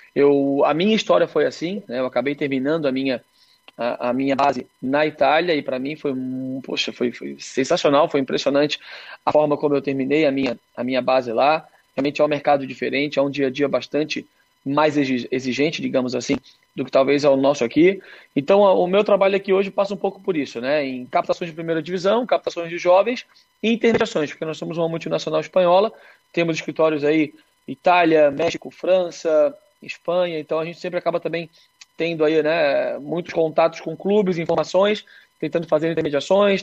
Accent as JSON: {"language": "Portuguese", "region": "Santa Catarina", "country": "Brazil", "said": "Eu, como catarinense"}